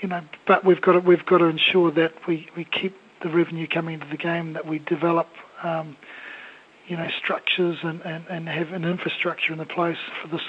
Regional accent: Gisborne, New Zealand; from a young lad growing up in Gisborne

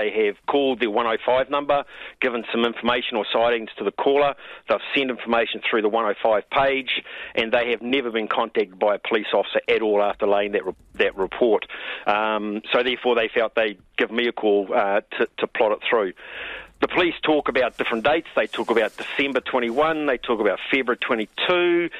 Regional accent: New Zealand; as a New Zealander

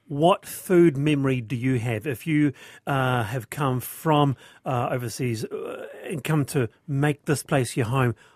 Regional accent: Yorkshire and the Humber, United Kingdom; now in New Zealand; Uh, and I'm a Yorkshireman. Fish, chips, and mushy peas.

